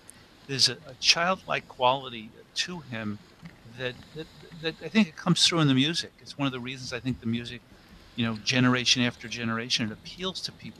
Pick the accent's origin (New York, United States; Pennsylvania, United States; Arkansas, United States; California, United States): New York, United States; I grew up in New York, so I was body surfing off the coast of Long Island.